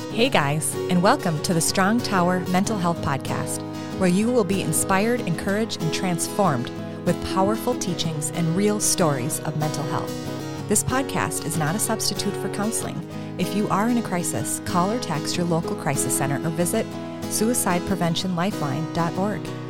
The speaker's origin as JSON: {"language": "English", "region": "Minnesota", "country": "United States", "said": "I was from Minnesota"}